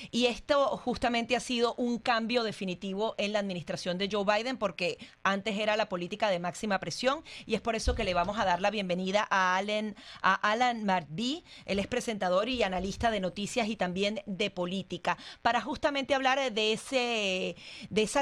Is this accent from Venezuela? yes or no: yes; Margarita Island, Nueva Esparta, Venezuela; now in Miami, United States; la celebran de mi pueblo, de la isla de Margarita de Venezuela